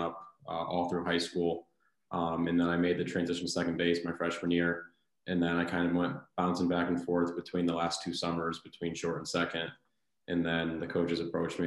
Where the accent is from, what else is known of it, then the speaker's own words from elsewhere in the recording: Watertown, Connecticut, United States; I grew up in Watertown, Connecticut, about 45 minutes from Fairfield